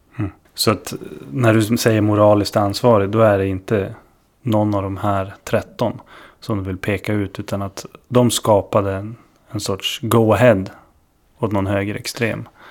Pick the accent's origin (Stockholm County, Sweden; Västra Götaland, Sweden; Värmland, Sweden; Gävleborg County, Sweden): Stockholm County, Sweden; Stockholm; jag är uppvuxen i Stockholm